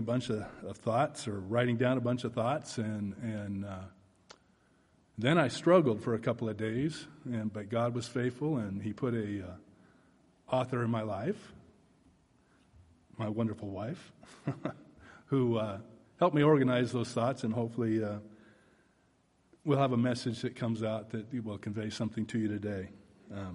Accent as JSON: {"language": "English", "region": "Oregon", "country": "United States", "tie": "born or raised there", "moved": "as an adult", "lives_now": "Texas, United States", "said": "I was born and raised in the Northwest in Oregon"}